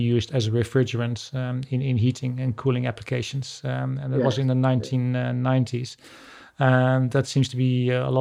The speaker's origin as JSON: {"language": "English", "region": "Friesland", "country": "Netherlands", "tie": "born or raised there", "second_language": "English", "moved": "yes", "lives_now": "London, United Kingdom", "said": "I was born in Heilingen"}